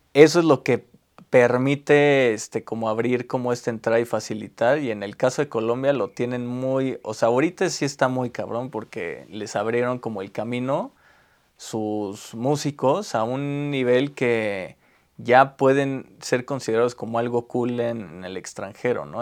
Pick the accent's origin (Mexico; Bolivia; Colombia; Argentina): Mexico; also born or lived in Taiwan; como mexicanos